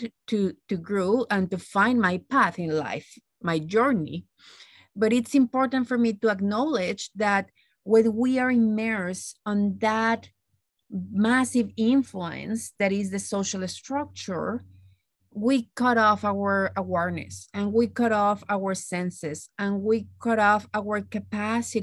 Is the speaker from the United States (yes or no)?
no; Mexico; moved away as an adult; now in Canada; growing up in Mexico